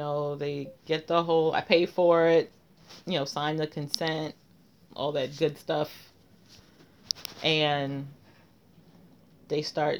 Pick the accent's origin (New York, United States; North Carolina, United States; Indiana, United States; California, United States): New York, United States; New York City; Like born and raised? Mm-hmm. Bronx.